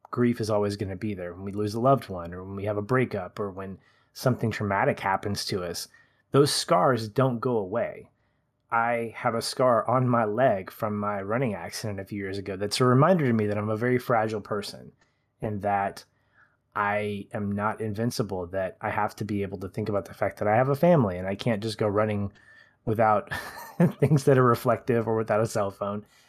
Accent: United States; as an American

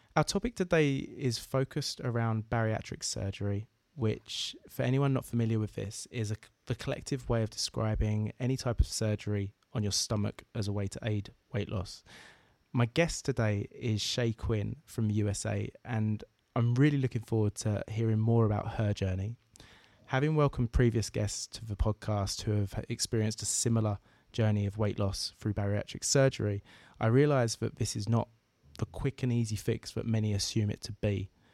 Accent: Essex, East of England, United Kingdom; the area of the UK that I'm from, Essex, just outside of London

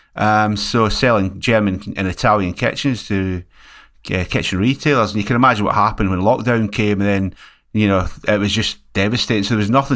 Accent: Scotland, United Kingdom; also born or lived in West Yorkshire; now in Liverpool, United Kingdom; here in Scotland where I come from

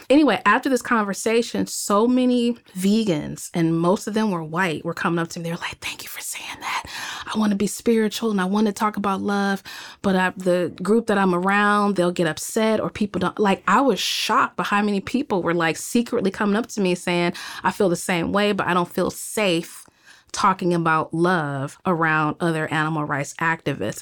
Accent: Cleveland, Ohio, United States; moved away as an adult; also born or lived in Greensboro, Alabama / Miami, Florida; now in Los Angeles, United States; I'm growing up in Cleveland, Ohio, and, um, I left, uh, probably in two thousand three

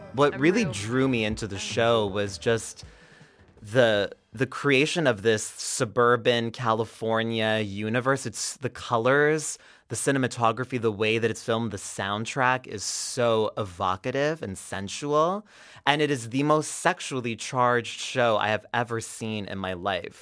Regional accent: Quebec, Canada; I'm Anglophone. I didn't really, even though I grew up in Quebec

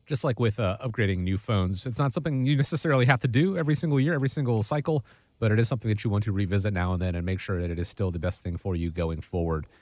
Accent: Atlanta, Georgia, United States; moved away; Atlanta, my hometown

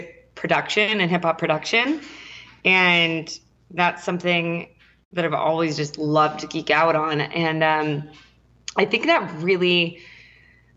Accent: San Diego, California, United States; I'm from San Diego

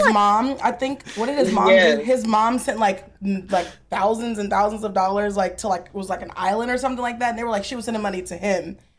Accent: Chino Hills, California, United States; I am from Chino Hills, California.

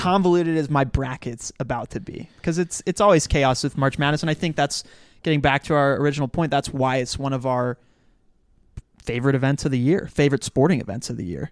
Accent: Dallas, Texas, United States; I grew up in Dallas

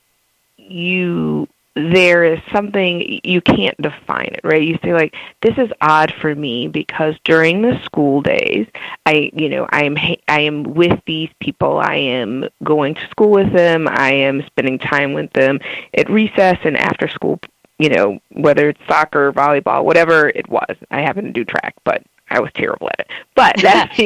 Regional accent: New Orleans, Louisiana, United States; moved away; growing up in New Orleans

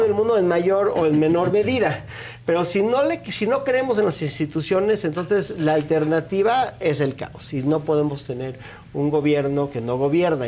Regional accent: Mexico; yo me congratulo como mexicano

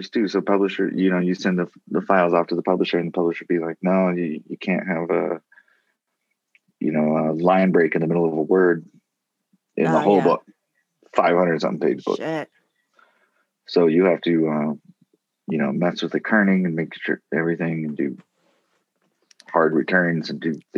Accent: Ireland; No, I'm I'm definitely a, I'm Irish.

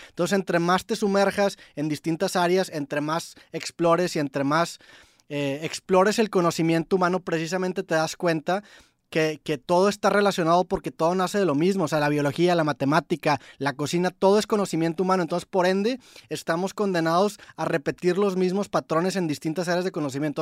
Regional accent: Monterrey, Nuevo León, Mexico; yo soy de Monterrey, tengo 28 años, este, yo toda mi secundaria pues eh, crecí escuchando

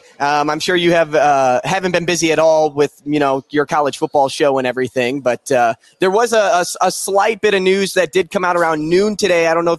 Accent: Missouri, United States; I grew up in Missouri.

